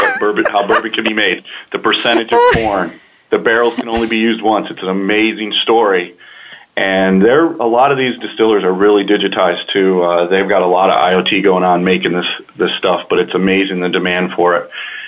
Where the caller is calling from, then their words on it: Kentucky, United States; moved away as an adult; Well, I recently moved from Kentucky to South Carolina, and we're in the process of moving, so I'm actually calling from South Carolina.